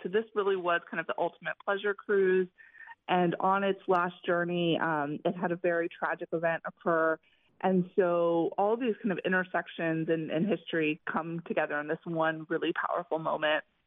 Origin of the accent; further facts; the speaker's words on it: Florida, United States; moved away as an adult; also born or lived in Dominican Republic; I am originally from Florida. I was born in Florida. Um, actually spent the first few years of my life in the Dominican Republic um, because my family was living there at the time, but but came back and have lived in Florida up until I left for for college and beyond